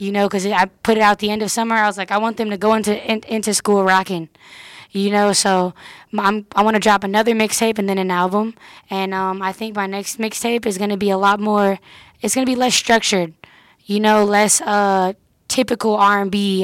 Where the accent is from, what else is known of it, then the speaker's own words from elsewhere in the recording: Oakland, California, United States; I'm from the Bay, but it's because I've kept the Bay sound